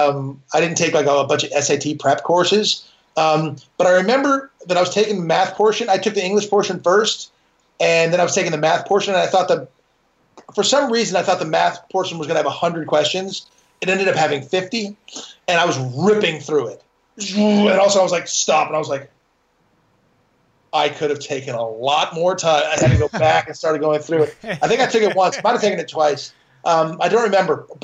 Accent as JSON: {"language": "English", "town": "Malibu", "region": "California", "country": "United States", "tie": "born or raised there", "also_born_or_lived": "Detroit, Michigan", "said": "I grew up in Malibu, California"}